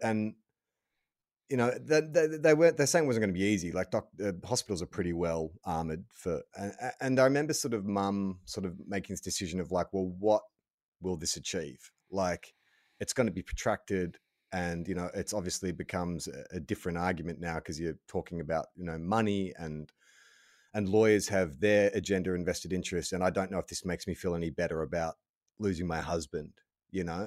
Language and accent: English; United States; accent: American; my American accent